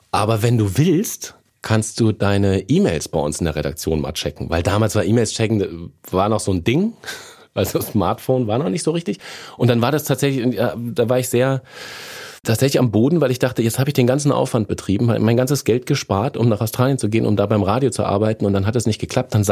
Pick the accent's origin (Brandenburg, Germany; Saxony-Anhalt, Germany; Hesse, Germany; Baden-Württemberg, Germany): Hesse, Germany; Lorsch; moved away; also born or lived in Fürth, Bavaria; Ich bin in Fürth, Bayern geboren. Das ist im Frankenland. Da habe ich aber nie gewohnt. Ähm, ich bin in Hessen aufgewachsen, Südhessen, und tatsächlich Lorsch an der Bergstraße, nicht zu verwechseln mit Lorch am Rhein, ist äh, mein, mein Heimatort, wenn du so willst.